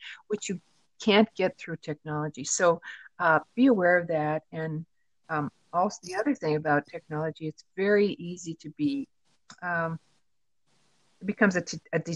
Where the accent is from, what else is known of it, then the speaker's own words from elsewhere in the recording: Midwest, United States; now in Southwest, United States; I'm from the Midwest originally, but I moved out to the Southwest